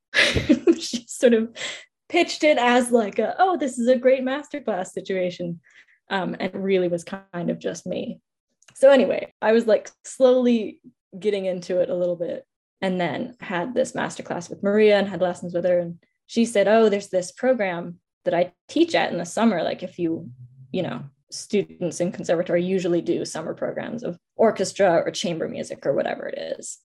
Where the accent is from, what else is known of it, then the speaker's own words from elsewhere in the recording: Bar Harbor, Maine, United States; moved away as an adult; now in Halifax, Canada; from the land of the Mi'kmaq in Halifax, Nova Scotia, but I grew up in Bar Harbor